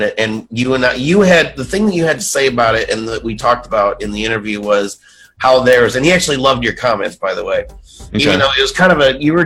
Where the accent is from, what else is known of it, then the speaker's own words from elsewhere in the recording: New York City, New York, United States; we're from the South Bronx